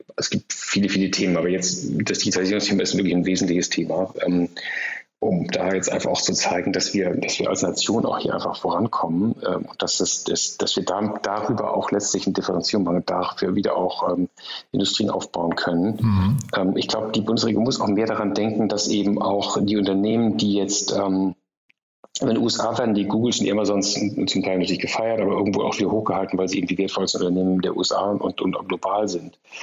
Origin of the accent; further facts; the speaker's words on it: Germany; wir als Deutsche